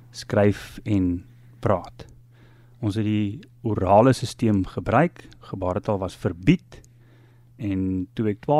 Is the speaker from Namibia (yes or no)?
no; Zambia; born there; Uh ek is doof gebore in Zambië amper 60 jaar terug in 'n gemeenskap waar malaria baie baie uh, oral was.